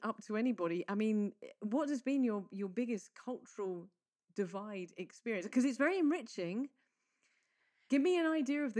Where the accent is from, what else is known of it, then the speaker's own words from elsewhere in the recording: England, United Kingdom; now in Malta; I, as an English person